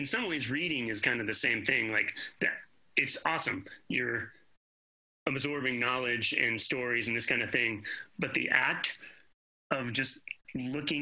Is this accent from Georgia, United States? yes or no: yes; Atlanta, Georgia, United States; now in Greensboro, United States; I grew up in Atlanta